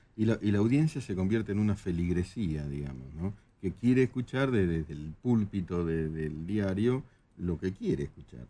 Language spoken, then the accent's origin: Spanish; Argentina; los argentinos este, íbamos a Brasil